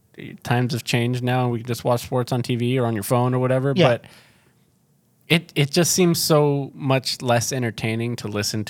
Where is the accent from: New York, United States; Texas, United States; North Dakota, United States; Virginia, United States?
Texas, United States; Houston; because I'm from Houston.